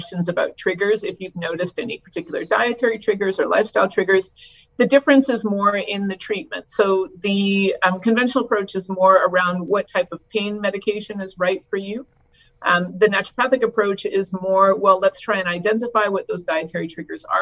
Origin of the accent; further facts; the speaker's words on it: Canada; I'm Canadian. I was trained in Canada